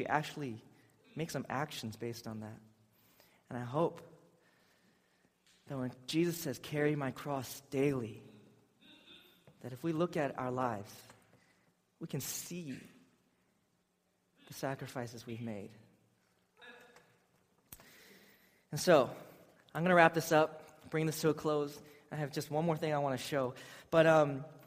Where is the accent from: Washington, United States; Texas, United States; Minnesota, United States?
Washington, United States; Seattle; I'm from Seattle